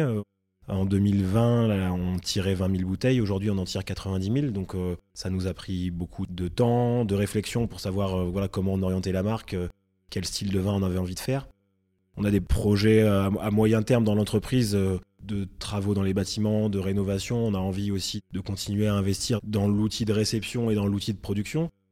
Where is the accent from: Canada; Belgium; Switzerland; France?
France; Reims, Grand Est; moved away as an adult; also born or lived in Paris; J'ai grandi à Reims